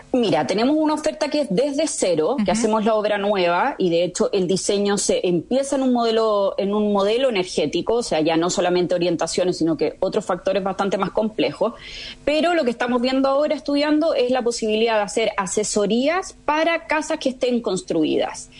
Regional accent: Chile; moved away as an adult; also born or lived in Spain / France / Amsterdam, Netherlands; soy chilena, pero me fui a vivir muy chica a España a los 18 años

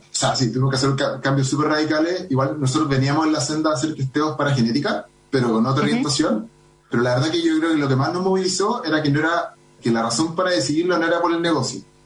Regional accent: Santiago, Santiago Metropolitan Region, Chile; Somos los menos que somos de Santiago

